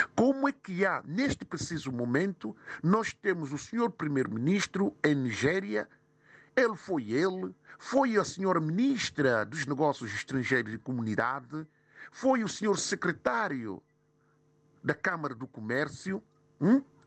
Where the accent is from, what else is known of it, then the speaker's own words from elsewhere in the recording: São Tomé & Príncipe; now in London, United Kingdom; eu sou de São Tomé e Príncipe